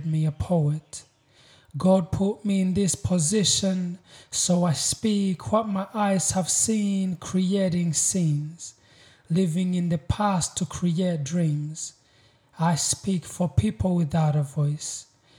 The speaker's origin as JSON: {"language": "English", "country": "Uganda", "tie": "born or raised there", "also_born_or_lived": "Congo / Rwanda", "moved": "yes", "lives_now": "Newcastle, Australia", "said": "I was born in Congo. I grew up in Uganda, and my family originally comes from Rwanda."}